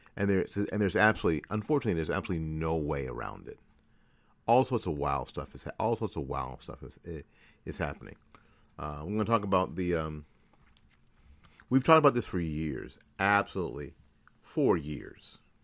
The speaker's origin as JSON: {"language": "English", "region": "Tennessee", "country": "United States", "said": "I'm from Tennessee"}